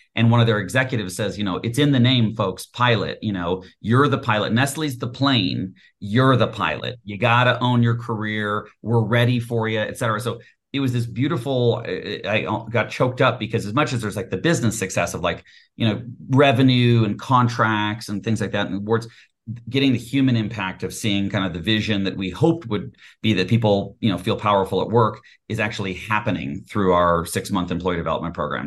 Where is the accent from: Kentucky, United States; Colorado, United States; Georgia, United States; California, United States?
Colorado, United States; also born or lived in Texas; I was born in Texas, grew up in Colorado